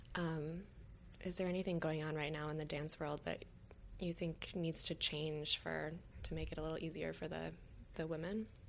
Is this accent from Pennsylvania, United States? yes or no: no; Michigan, United States; now in New York, United States; I grew up in Michigan and then I came to New York